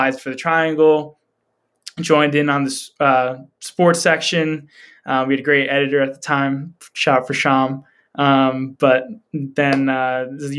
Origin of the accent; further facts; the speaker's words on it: Long Island, New York, United States; moved away as an adult; now in Philadelphia, United States; I'm from Long Island, New York